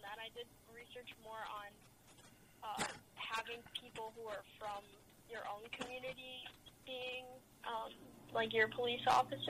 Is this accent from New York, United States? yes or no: no; Evanston, Illinois, United States; I was born in Evanston, Illinois, which is where Northwestern is. Okay. And I've been in Illinois my whole life.